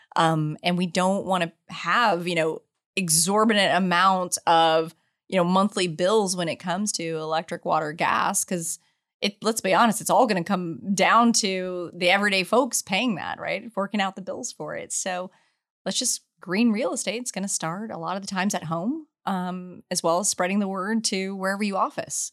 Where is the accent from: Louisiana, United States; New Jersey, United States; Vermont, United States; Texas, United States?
Texas, United States; San Antonio; also born or lived in Asia Pacific; now in Houston, United States; grew up in San Antonio, Texas, love my hometown